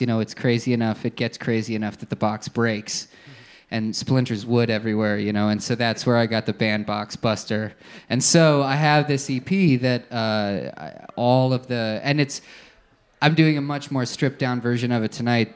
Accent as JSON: {"language": "English", "town": "Allentown", "region": "Pennsylvania", "country": "United States", "said": "I'm from Pennsylvania, uh, probably about two hours away from Philly in Allentown"}